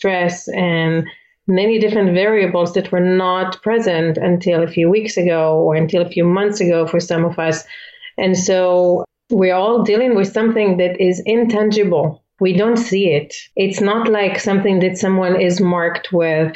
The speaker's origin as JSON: {"language": "English", "country": "Israel", "also_born_or_lived": "Philippines", "moved": "as an adult", "lives_now": "United States", "said": "I'm originally from Israel"}